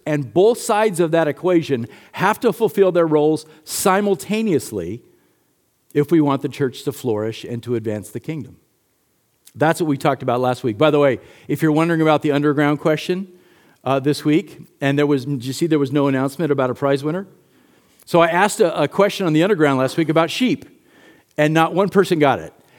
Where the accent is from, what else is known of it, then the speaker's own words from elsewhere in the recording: United States; As American Christians